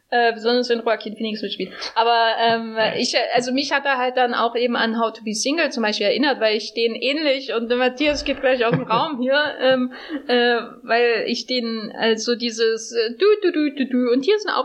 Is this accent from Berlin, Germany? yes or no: yes; Berlin, Germany; Szenerien trifft, die uns ja durchaus bekannt sind als äh, Berliner.